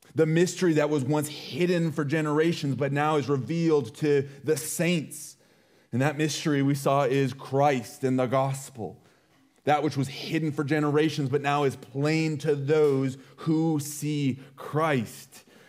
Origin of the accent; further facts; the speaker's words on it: United States; being an American is a part of who we are